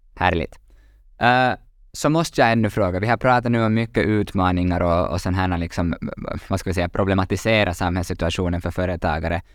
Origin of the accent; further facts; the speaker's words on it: Finland; vi är lite bekväma finländare